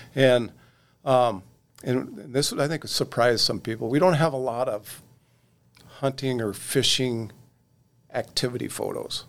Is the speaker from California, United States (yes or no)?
no; Oregon, United States; moved away as an adult; now in North Dakota, United States; I grew up in Oregon, and, uh, and like I said, and grew up with a fly rod in my hand